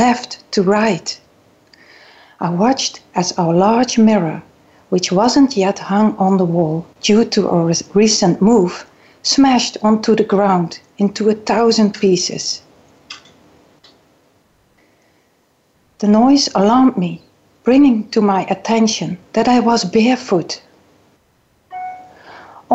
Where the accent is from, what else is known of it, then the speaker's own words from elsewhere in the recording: Netherlands; English is a second language; moved away as an adult; also born or lived in South Island, New Zealand / Governor's Bay, New Zealand; now in New Zealand; You can hear that I'm coming maybe from the Netherlands